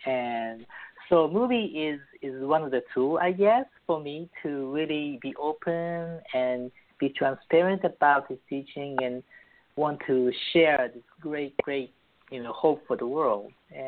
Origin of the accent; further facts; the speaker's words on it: Japan; born there; also born or lived in Beirut, Lebanon / New York; So, I was born in Japan as a Christian, very rare Christian family, and I lived in Lebanon, Beirut, when I was very young.